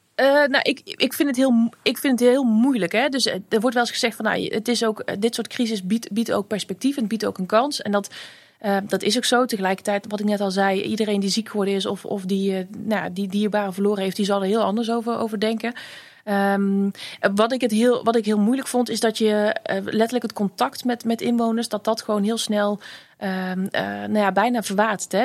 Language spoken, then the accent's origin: Dutch; Vlijmen, North Brabant, Netherlands; ik ben opgegroeid in Vlijmen.